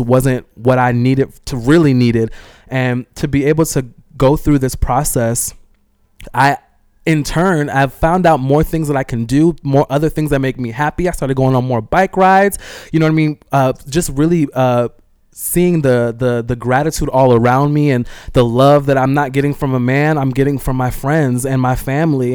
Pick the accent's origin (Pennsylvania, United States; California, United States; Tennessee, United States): California, United States; I'm from California